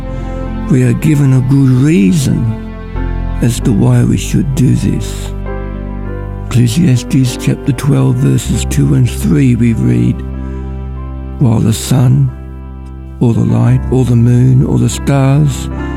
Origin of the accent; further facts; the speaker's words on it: Ballarat, Victoria, Australia; I'm from Ballarat